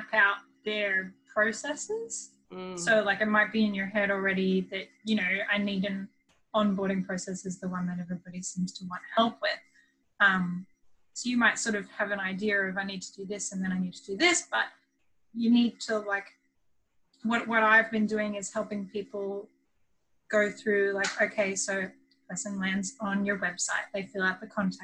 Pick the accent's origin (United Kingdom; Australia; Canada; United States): Australia; I am from Australia